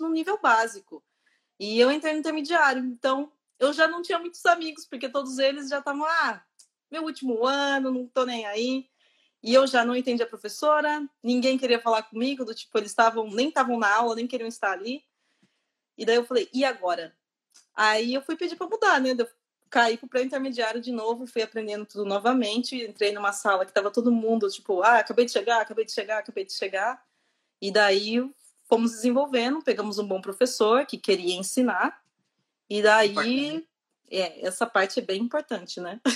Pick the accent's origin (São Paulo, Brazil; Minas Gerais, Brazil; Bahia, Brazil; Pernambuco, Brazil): São Paulo, Brazil; interior of; moved away as an adult; now in Dublin, Ireland; sou do Brasil, do interior de São Paulo